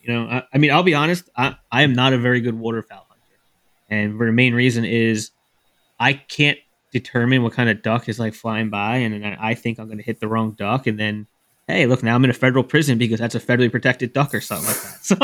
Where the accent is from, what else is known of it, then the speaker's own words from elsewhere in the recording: New Jersey, United States; I'm from New Jersey